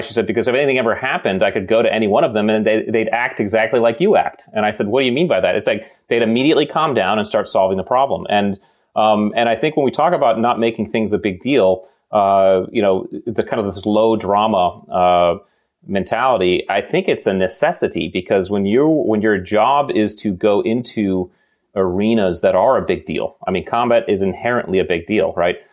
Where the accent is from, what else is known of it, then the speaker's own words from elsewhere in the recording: Connecticut, United States; I grew up in New England and, uh, we are, you know, you know, nice, nice town in Connecticut